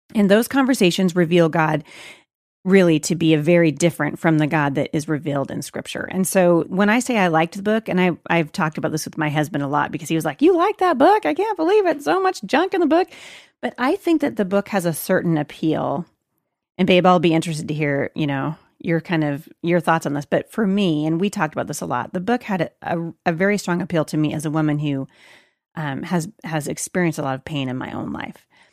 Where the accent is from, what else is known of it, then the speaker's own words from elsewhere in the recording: Portland, Oregon, United States; Portland, Oregon, which is my hometown